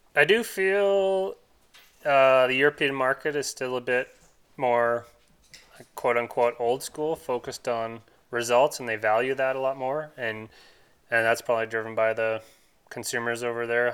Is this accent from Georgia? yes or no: no; Canada; as a Canadian